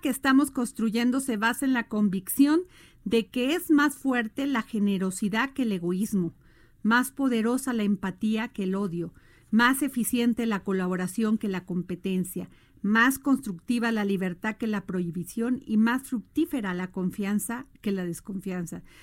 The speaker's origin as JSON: {"language": "Spanish", "region": "Veracruz", "country": "Mexico", "tie": "born or raised there", "said": "como dicen en mi pueblo Veracruz, ¿verdad? Allá en Veracruz"}